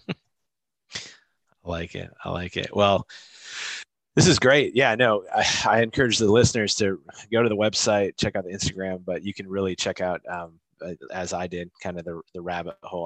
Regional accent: Midwest, United States; moved away; I'm from the Midwest originally

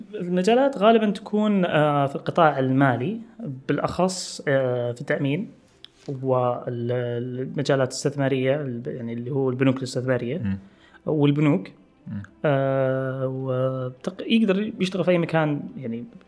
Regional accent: Saudi Arabia; also born or lived in Khobar; احنا عندنا في السعوديه

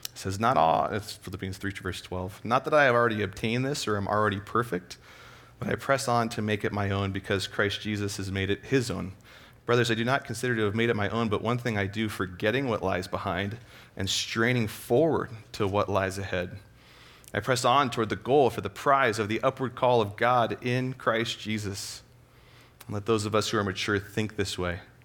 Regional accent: Escondido, California, United States; I grew up in Southern California, Escondido area.

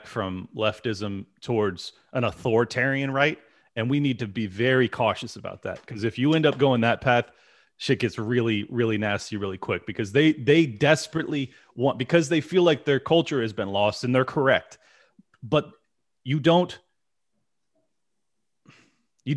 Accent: San Diego, California, United States; I'm born and raised in San Diego.

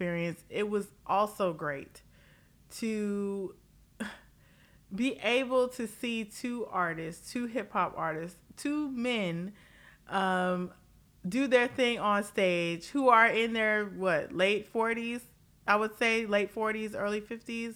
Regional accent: Los Angeles, California, United States; I am a Californian, okay? Los Angeles, California, and I was there for Governor Schwarzenegger

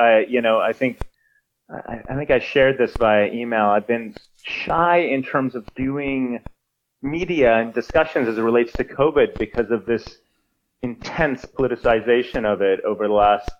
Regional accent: Sweden; moved away; also born or lived in Canada / United States; I'm a Swedish citizen. I was born there. I grew up there

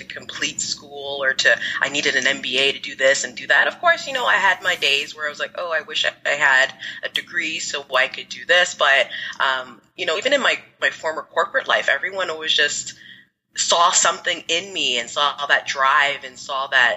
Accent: Toronto, Ontario, Canada; also born or lived in Ghana; I live in the Greater Toronto area

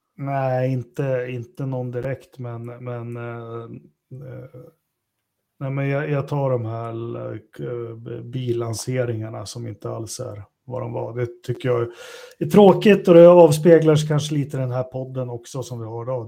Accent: near Uppsala, Uppsala County, Sweden; utanför Uppsala, ganska nära där jag är uppvuxen

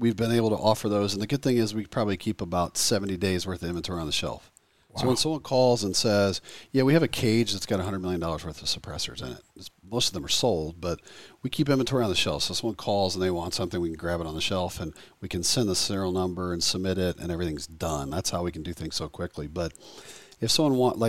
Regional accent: the South, United States; I grew up in the South here, and I used to always go fishing with my grandfather in Alabama.

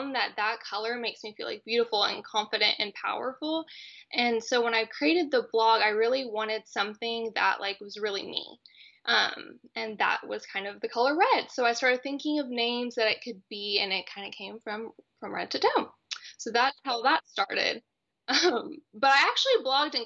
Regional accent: Texas, United States; born or raised there

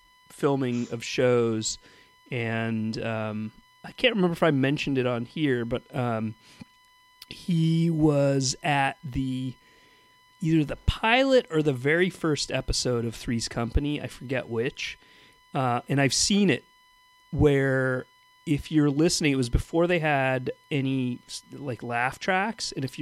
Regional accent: Southern California, United States; I grew up in Southern California

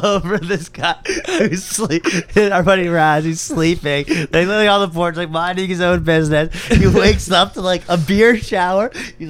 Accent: Montreal, Quebec, Canada; also born or lived in London; now in Toronto, Canada; I'm from Montreal originally, so I was like pretty down to move back home

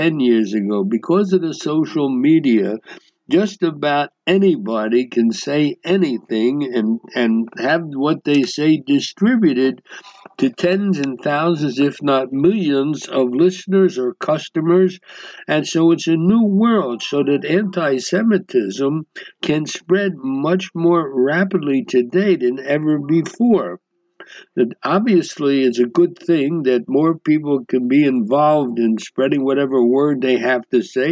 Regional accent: United States; moved away; I grew up in the United States

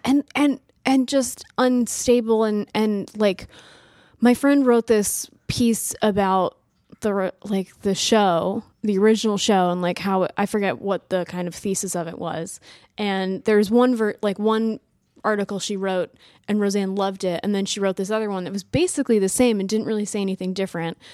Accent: New England, United States; I'm from New England, which I think is kind of a different cultural background

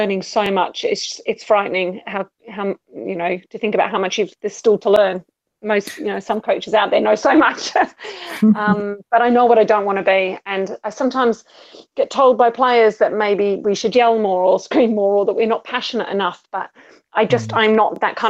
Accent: Australia; for me, growing up in Australia

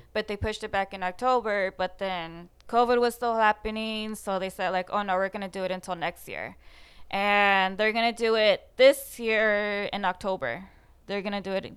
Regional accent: Fullerton, California, United States; I was born and raised in Fullerton, closer to the edge of Buena Park, but technically Fullerton.

